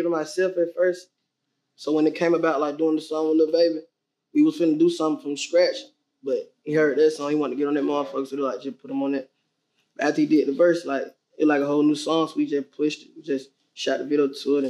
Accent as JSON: {"language": "English", "town": "Atlanta", "region": "Georgia", "country": "United States", "tie": "born or raised there", "said": "I'm from the West Side of Atlanta, Fab Road, 320 Fab Road, Central Methodist Apartment."}